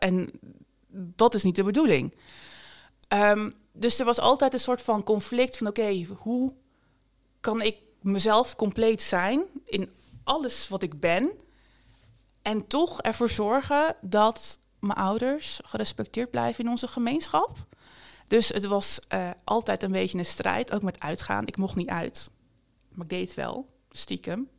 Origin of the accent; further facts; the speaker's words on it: Bergen op Zoom, North Brabant, Netherlands; Ik ben geboren en getogen in Berg op Zoom in Noord-Brabant